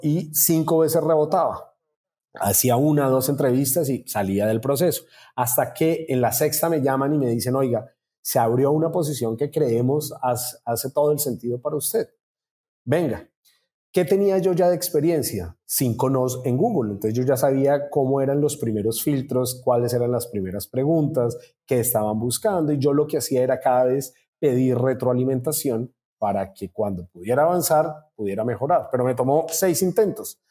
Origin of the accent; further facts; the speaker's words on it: Colombia; now in Brazil; soy colombiano